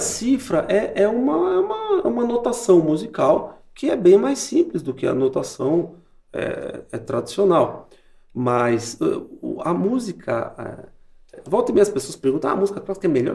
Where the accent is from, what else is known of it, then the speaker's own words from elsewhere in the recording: Brazil; nós, como brasileiros